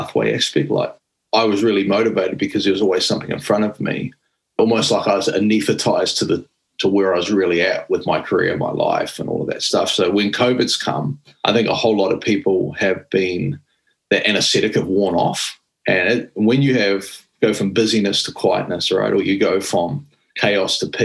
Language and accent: English; New Zealand; being a New Zealander and having some of our connection to Māori-dom